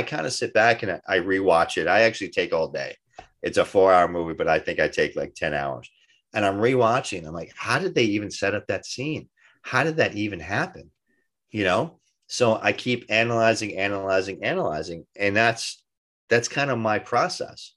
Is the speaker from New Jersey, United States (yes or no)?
yes; Kearny, New Jersey, United States; I was raised in Kearney, New Jersey